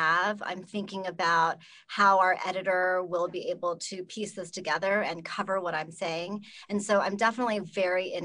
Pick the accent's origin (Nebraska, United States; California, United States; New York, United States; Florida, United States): California, United States; Southern; moved away as an adult; also born or lived in Pocatello, Idaho; I grew up though in Southern California, but also in a small town